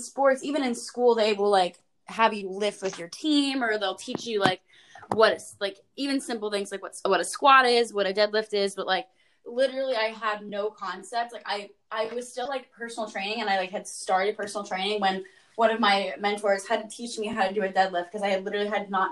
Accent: Ohio, United States; I am from Ohio.

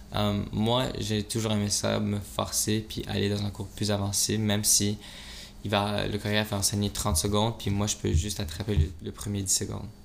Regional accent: Montreal, Quebec, Canada; tu viens d'où Je dis Montréal.

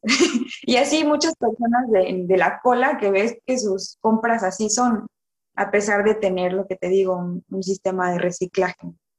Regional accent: Villahermosa, Tabasco, Mexico; moved away as an adult; also born or lived in Mérida, Yucatán; now in France; yo nací, crecí en Villahermosa, Tabasco, en una ranchería

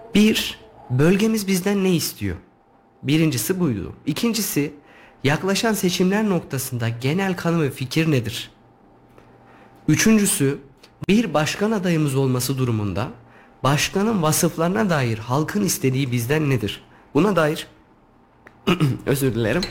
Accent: Yeşilhisar, Kayseri Province, Turkey; Yeşilisarlıyım. Orası benim toprağım.

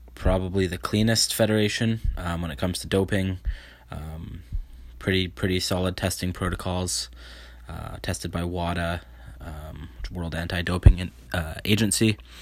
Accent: Vancouver Island, BC, British Columbia, Canada; I am a powerlifter from Vancouver Island, uh, B C Canada

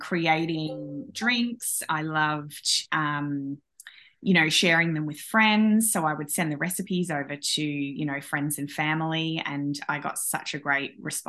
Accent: Australia; I'm from Australia

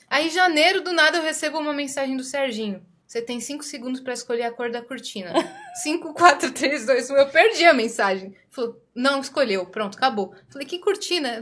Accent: Brazil; Eu nasci no Brasil, mas meu pai é árabe

